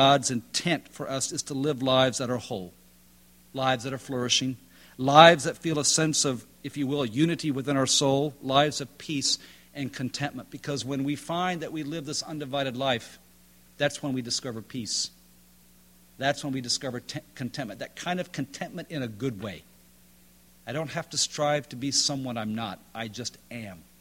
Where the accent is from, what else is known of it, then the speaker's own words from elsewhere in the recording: High Point, North Carolina, United States; I'm from High Point, North Carolina.